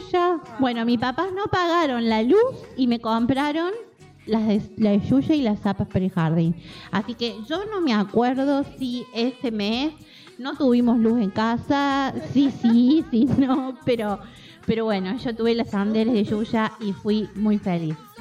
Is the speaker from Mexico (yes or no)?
no; Córdoba, Argentina; fuimos a la zapatería Calzados 10, me acuerdo, acá en Córdoba